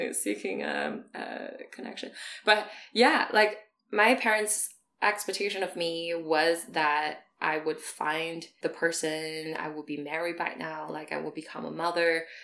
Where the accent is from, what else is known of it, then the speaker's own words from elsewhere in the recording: China; moved away as an adult; I grew up in China until I was 18